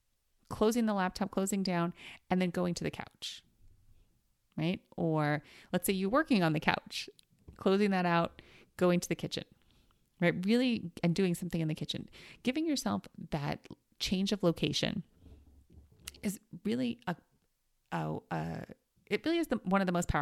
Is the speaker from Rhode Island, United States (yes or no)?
no; New York, United States; so I grew up in New York and we always had like fire escapes or stoops, right?